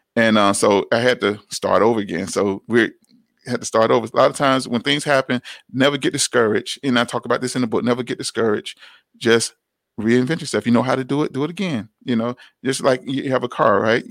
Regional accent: Atlanta, Georgia, United States; growing up in Atlanta

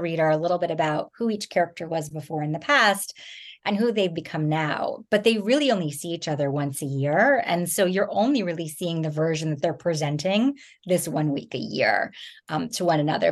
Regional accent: New Jersey, United States; moved away; I grew up in New Jersey

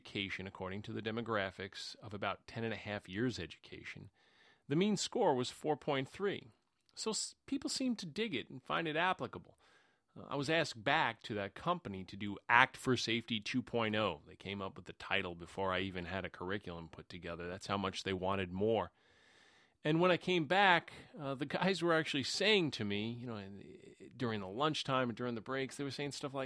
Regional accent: New York City, New York, United States; I grew up in Queens, New York, in the New York City area.

